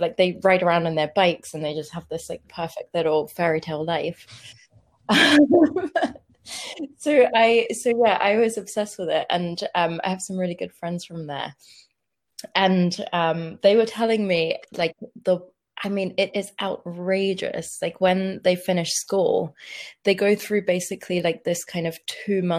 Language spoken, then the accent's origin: English; Luton, East of England, United Kingdom; I grew up in Luton. I tell people that I'm from London, but when it's an actual Brit, I'm like, oh crap, you know where I'm really from